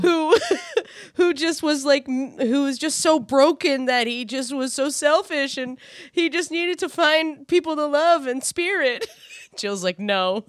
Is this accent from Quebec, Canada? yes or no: no; New Brunswick, Canada; I grew up in New Brunswick